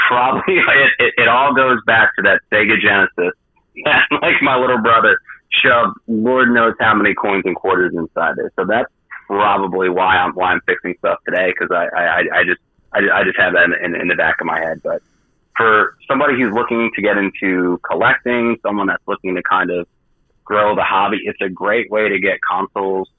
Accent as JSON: {"language": "English", "region": "New Jersey", "country": "United States", "said": "I'm from Jersey, so I talk fast"}